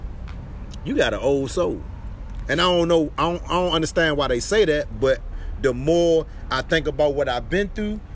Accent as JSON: {"language": "English", "town": "Washington", "region": "District of Columbia", "country": "United States", "tie": "born or raised there", "said": "I grew up in Ward 8"}